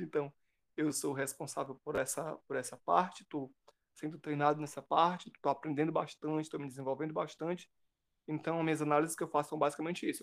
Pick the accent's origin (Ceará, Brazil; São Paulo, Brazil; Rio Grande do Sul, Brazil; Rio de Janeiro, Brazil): Ceará, Brazil; Cascavel; eu sou de Cascavel, então eu vou e volto de ônibus universitário